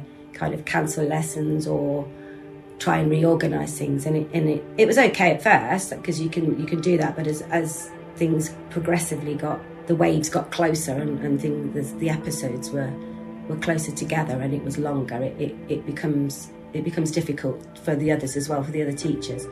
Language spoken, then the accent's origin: English; Leicestershire, East Midlands, United Kingdom; I'm 55 years old, and I was born and live in Leicestershire